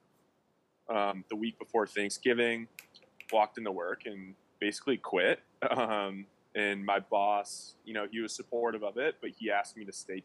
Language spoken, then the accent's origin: English; Birmingham, Michigan, United States; moved away as an adult; now in Dallas, United States; So originally from Birmingham, Michigan, youngest of four kids.